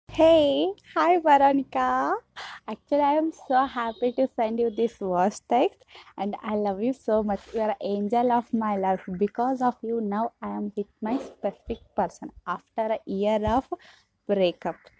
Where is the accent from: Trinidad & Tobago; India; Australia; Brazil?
India; I am from India.